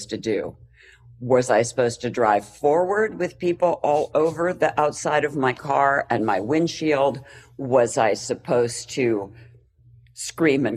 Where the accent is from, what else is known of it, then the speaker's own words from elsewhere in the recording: Pennsylvania, United States; moved away as an adult; now in Los Angeles, United States; I'm from Pennsylvania, which is, you know, the snow and slush center of the world.